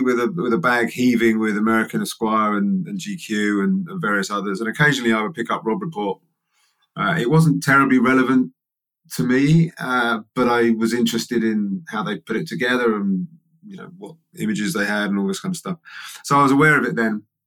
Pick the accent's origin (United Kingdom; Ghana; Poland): United Kingdom; England; I'm English